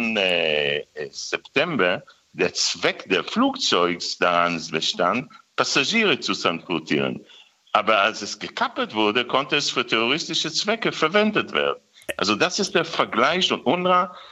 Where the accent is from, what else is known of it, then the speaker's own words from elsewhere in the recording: Israel; wir Israelis